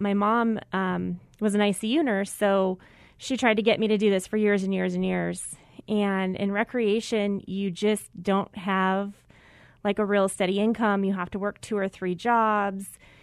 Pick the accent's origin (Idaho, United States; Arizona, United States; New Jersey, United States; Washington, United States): Arizona, United States; Mesa; I grew up in Mesa